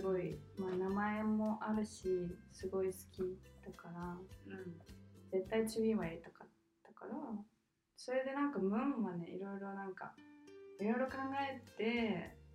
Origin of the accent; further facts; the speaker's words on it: Japan; also born or lived in Australia; 日本にいた時私もまあ日本で育った